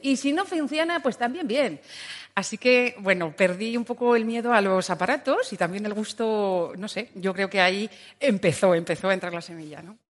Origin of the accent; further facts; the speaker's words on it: Burgos, Castile and León, Spain; moved away as an adult; also born or lived in Valladolid; la intención era salir de Burgos, que, que adoro mi tierra, pero bueno, eh, tenía 18